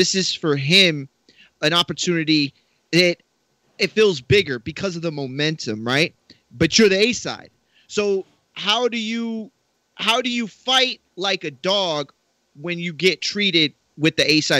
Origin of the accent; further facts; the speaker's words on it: Texas, United States; I'm from Texas.